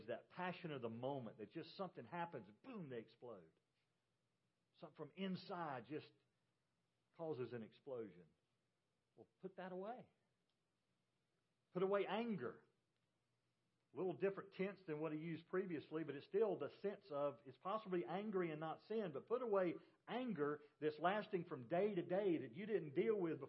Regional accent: Georgia, United States; also born or lived in North Carolina / South Carolina; I grew up in Georgia.

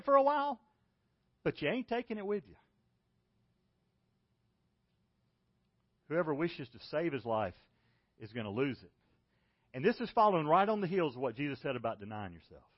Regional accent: Macon, Georgia, United States; When I was a kid, I grew up in Macon, Georgia

